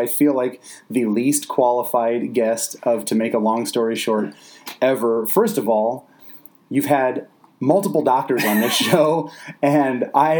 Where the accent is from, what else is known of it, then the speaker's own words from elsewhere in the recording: Fort Dodge, Iowa, United States; I'm from Fort Dodge. Don't judge me too harshly. Grew up there, put in my 24 years